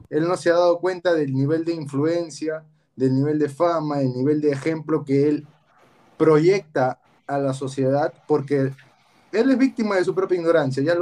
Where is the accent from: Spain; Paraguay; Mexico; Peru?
Peru; Como futbolistas peruanos y como peruanos en general